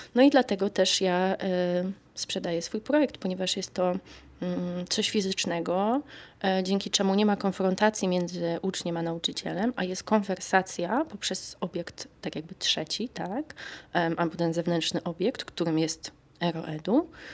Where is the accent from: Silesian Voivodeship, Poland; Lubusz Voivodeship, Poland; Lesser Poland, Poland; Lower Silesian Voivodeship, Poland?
Lesser Poland, Poland; Kraków; moved away as an adult; now in Stockholm, Sweden; ja się tam wychowałam, urodziłam i dorastałam